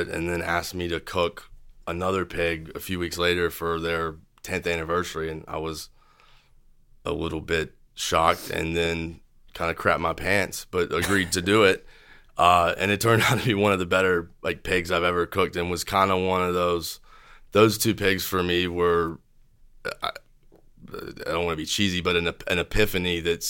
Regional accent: Fayetteville, North Carolina, United States; I grew up in Fayetteville.

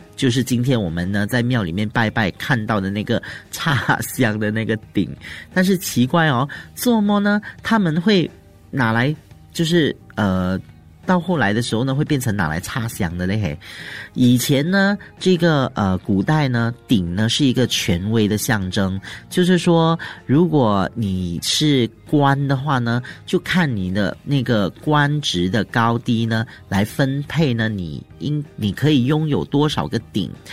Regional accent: Malaysia; 我们马来西亚人哦，很喜欢吃辣的

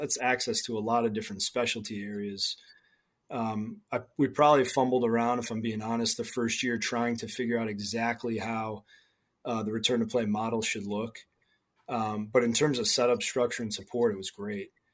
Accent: New England, United States; I grew up in New England

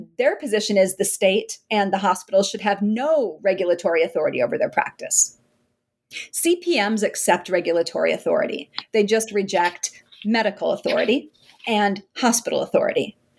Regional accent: South Dakota, United States; And actually, so I'm from South Dakota and can't believe that I got to do some of my research around my hometown with people who I've known for decades.

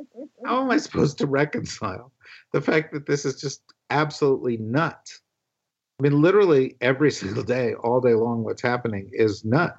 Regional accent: New Jersey, United States; You know, I'm from I'm from New Jersey. I went to public school. My father was an immigrant.

